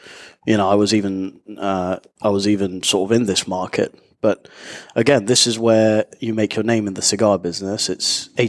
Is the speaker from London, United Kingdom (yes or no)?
yes; London, United Kingdom; moved away as an adult; also born or lived in Nicaragua; now in Panama City, Panama; From London. Born there and left there probably about 10 years ago now